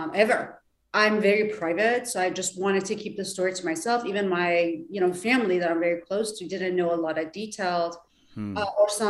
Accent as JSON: {"language": "English", "country": "Iran", "second_language": "English", "moved": "as an adult", "lives_now": "Southern California, United States", "said": "I'm from Iran"}